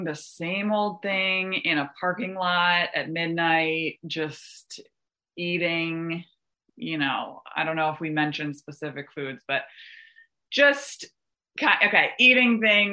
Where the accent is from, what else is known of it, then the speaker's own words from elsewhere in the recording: Westchester, New York, United States; I'm from Westchester, that's where I came into program, in New York